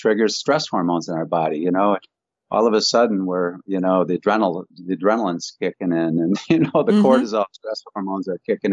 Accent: Grand Rapids, Michigan, United States; Grand Rapids is where I was born

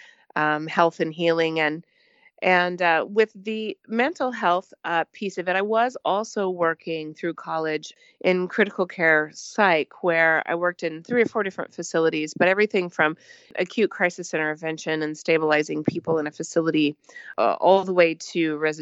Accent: Southern Missouri, United States; moved away as an adult; I was originally from Southern Missouri and got my undergraduate education there

